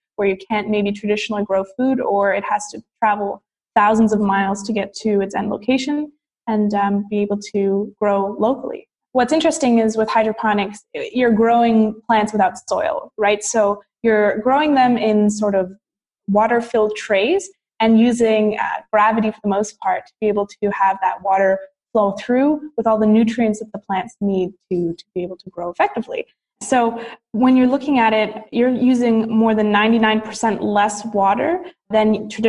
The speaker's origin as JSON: {"language": "English", "town": "Ottawa", "region": "Ontario", "country": "Canada", "tie": "born or raised there", "said": "I'm from the capital city of Canada. It's called Ottawa. And so I was born and raised here, and I went to university here"}